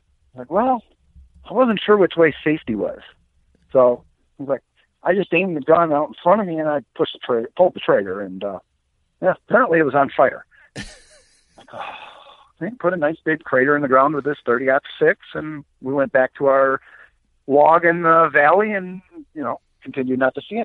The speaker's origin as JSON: {"language": "English", "town": "Marengo", "region": "Illinois", "country": "United States", "tie": "born or raised there", "also_born_or_lived": "Milwaukee, Wisconsin / Racine, Wisconsin", "said": "I grew up in Marengo, Illinois. My dad still lives in the exact same house I was raised"}